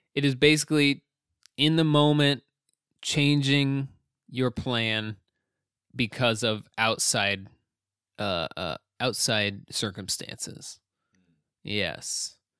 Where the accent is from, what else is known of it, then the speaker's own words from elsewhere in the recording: United States; as an American